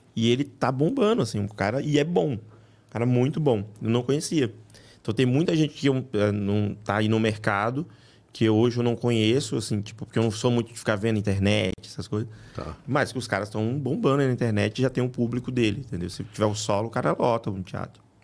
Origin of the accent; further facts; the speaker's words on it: Rio de Janeiro, Brazil; moved away as an adult; also born or lived in Bahia; now in São Paulo, Brazil; eu sou baiano. É, eu fui criado no Rio, mas moro aqui já desde 2000